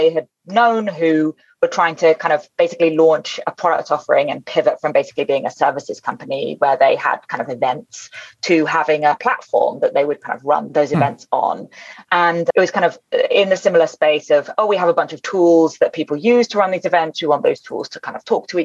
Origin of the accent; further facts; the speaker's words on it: United Kingdom; we use it a lot in the UK